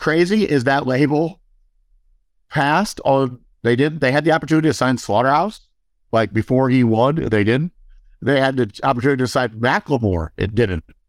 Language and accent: English; Midwest, United States; I came from the Midwest